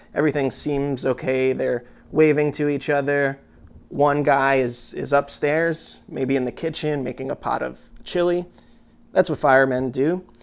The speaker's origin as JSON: {"language": "English", "country": "United States", "said": "as an American citizen"}